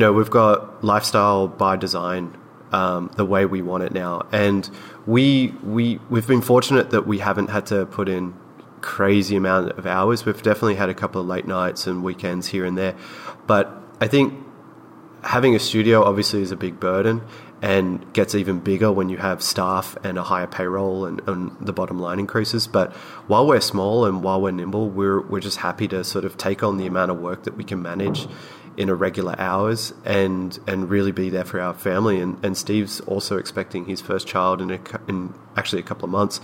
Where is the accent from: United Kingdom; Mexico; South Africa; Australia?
Australia; now in Los Angeles, United States; we're both Australian, we're both living in America and Los Angeles